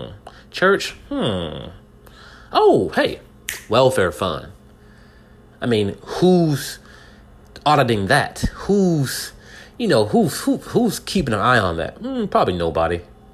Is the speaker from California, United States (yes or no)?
yes; California, United States; now in Texas, United States; I'm in Texas right now. All right? I was born in California.